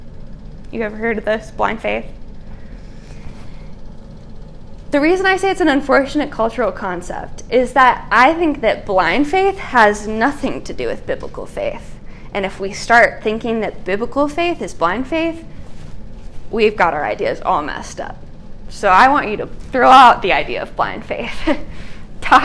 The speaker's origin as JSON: {"language": "English", "area": "America's Dairyland", "region": "Wisconsin", "country": "United States", "said": "I am from America's dairy land, and not all of my homeland is made up of dairy farms."}